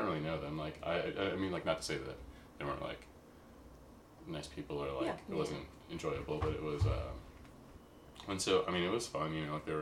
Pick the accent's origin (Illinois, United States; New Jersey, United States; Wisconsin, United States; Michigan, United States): Illinois, United States; Chicago; moved away as an adult; now in Portland, United States; Chicago. Yeah. All my life